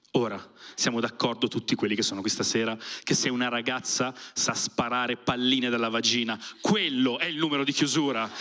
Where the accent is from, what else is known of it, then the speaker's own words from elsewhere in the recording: province of Milan, Lombardy, Italy; Io per non dirgli della provincia di Milano, gli dico, Milano